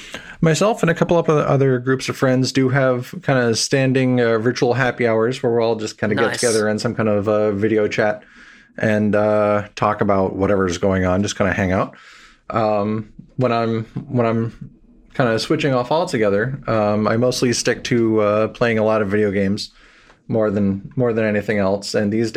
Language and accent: English; New Jersey, United States; also born or lived in New York City / Washington, D.C. / Seattle; I was originally born in New York City. I grew up in New Jersey, up and down the East Coast. But mainly I've been in New York, Washington, D.C., and then Seattle.